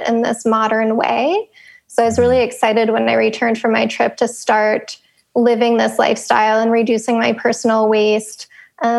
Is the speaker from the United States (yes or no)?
yes; Pennsylvania, United States; I grew up in Pennsylvania